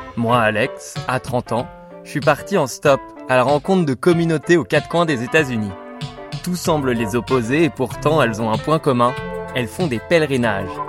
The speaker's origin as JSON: {"language": "French", "country": "France", "accent": "French", "said": "j'ai un accent français quand même assez fort."}